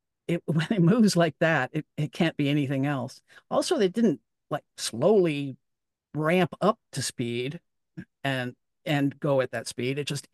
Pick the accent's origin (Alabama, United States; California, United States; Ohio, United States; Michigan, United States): California, United States; Southern; We're from Southern California. We live out in the desert east of Los Angeles near Palm Springs in a community called Desert Hot Springs.